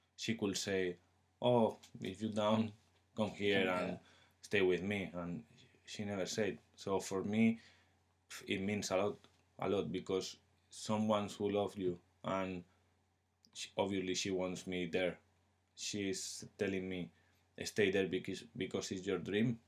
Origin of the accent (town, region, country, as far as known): Spain; English is a second language; moved away as an adult; now in England